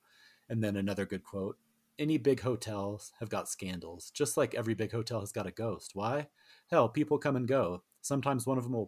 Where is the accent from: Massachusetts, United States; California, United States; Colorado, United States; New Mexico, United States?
Colorado, United States; I have to do some justice to my home state, because this is probably the most famous book that was set in Colorado.